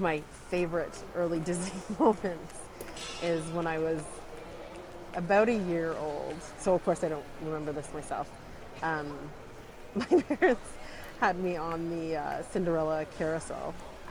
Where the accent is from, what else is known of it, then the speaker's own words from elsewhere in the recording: Canada; I am a Canadian educator.